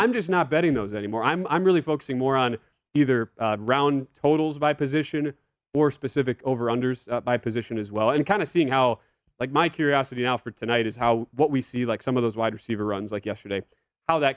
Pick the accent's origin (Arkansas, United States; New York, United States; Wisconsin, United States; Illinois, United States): Wisconsin, United States; I'm from Wisconsin